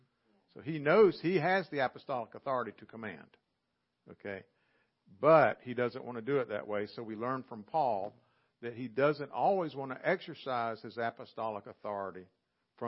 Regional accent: Southern, United States; accent: Southern; they might not know what to do with my accent or my y'all

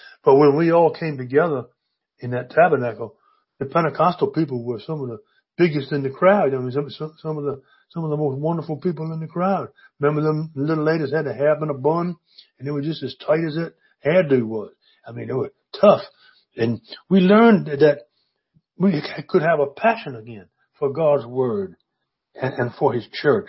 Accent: Virginia, United States; In my hometown, down in on the east coast of Virginia, we had a building constructed just for that.

